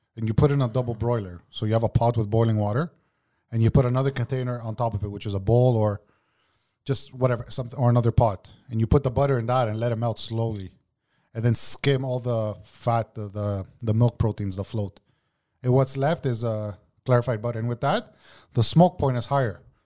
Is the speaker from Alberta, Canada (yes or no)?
no; Montreal, Quebec, Canada; I grew up in Parque, Greek.